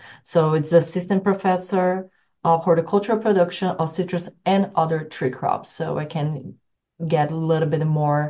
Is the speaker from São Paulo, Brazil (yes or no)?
yes; São Paulo, Brazil; English is a second language; My hometown's surrounded by sugar cane, fun enough.